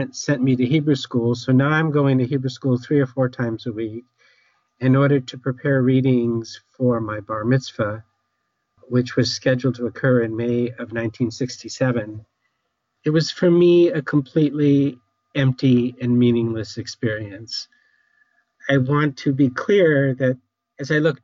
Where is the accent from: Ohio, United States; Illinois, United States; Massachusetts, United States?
Massachusetts, United States; Newton; I grew up in Newton, Massachusetts.